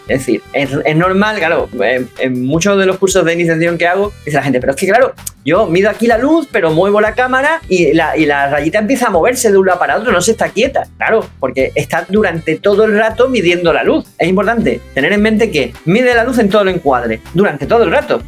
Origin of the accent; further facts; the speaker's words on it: Ceuta, Spain; información de mi tierra, que es RTVC, Radio Televisión Ceuta